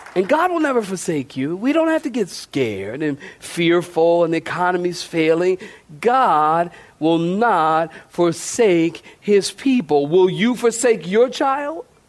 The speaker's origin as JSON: {"language": "English", "town": "Philadelphia", "region": "Pennsylvania", "country": "United States", "tie": "born or raised there", "said": "I'm come from Philly, I'm from Philly"}